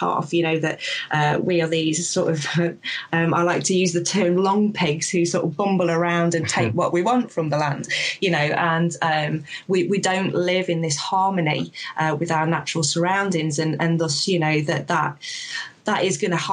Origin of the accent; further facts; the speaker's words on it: Sherwood Forest, Nottinghamshire, East Midlands, United Kingdom; I'm originally from Sherwood Forest, from Nottinghamshire, sort of the village there.